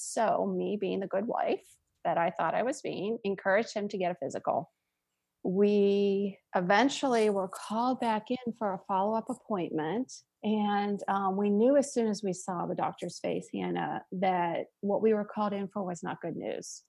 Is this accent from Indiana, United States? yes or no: no; Sharon, Pennsylvania, United States; I grew up in a small town in Western Pennsylvania called Sharon, Pennsylvania